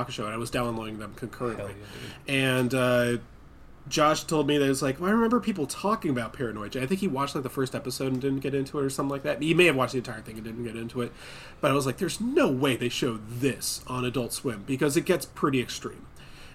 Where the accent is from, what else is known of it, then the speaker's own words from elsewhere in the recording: Poolesville, United States; I'm from Poolsville.